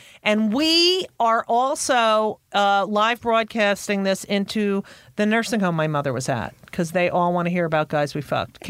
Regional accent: Clark, New Jersey, United States; also born or lived in Newark, New Jersey / Elizabeth, New Jersey; Yeah, I grew up in Clark.

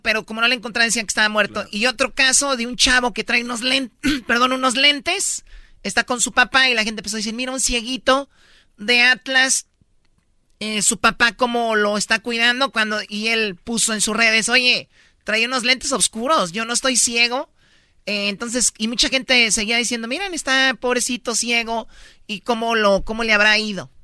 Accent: Mexico; yo soy mexicana

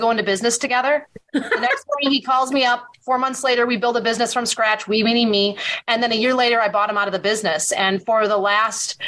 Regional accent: Wisconsin, United States; my hometown here in Wisconsin.

